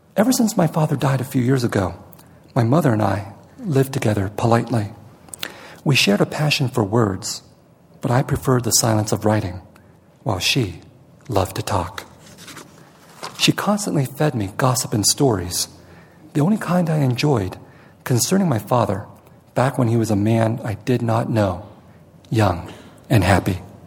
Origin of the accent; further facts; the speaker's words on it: San Jose, California, United States; also born or lived in Vietnam; I'm from San Jose